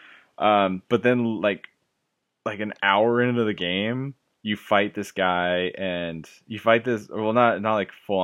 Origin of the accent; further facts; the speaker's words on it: Imperial, California, United States; also born or lived in Fullerton, California; when I was gonna move from Fullerton back to Imperial